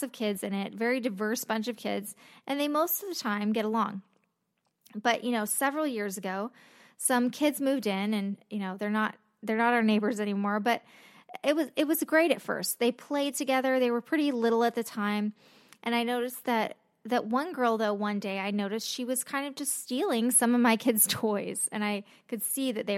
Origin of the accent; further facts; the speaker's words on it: Los Angeles, California, United States; I grew up in Los Angeles